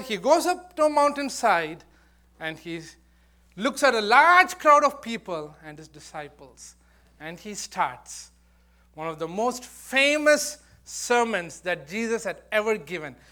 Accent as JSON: {"language": "English", "country": "India", "tie": "born or raised there", "moved": "yes", "said": "I, I was born and brought up there."}